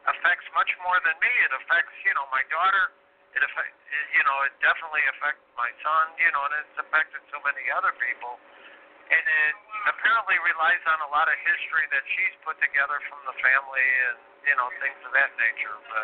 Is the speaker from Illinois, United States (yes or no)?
yes; Illinois, United States; my home state of Illinois